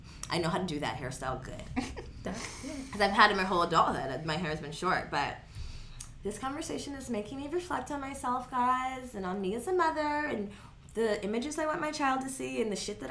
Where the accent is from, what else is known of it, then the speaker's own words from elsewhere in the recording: United States; growing up in the Valley, being, like, one of three black people